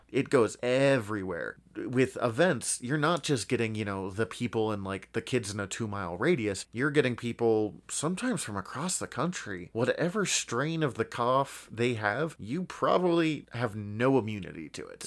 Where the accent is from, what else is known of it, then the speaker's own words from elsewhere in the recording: United States; growing up in America